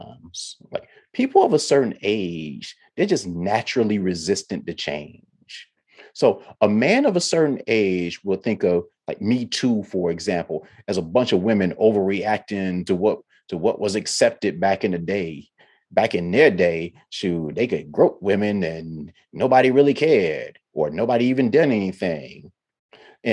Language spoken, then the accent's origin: English; Ohio, United States; now in the South, United States; I'm from Ohio and I wasn't raised in a touchy-feely household